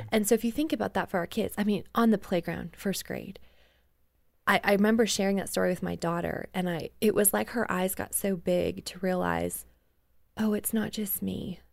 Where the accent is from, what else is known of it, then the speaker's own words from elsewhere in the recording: Canada; and I grew up in Canada